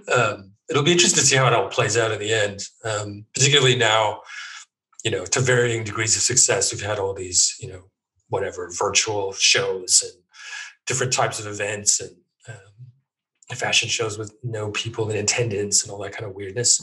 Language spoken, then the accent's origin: English; Edmonton, Alberta, Canada; moved away as an adult; also born or lived in Toronto / Germany; now in London, United Kingdom; I grew up pretty much in Edmonton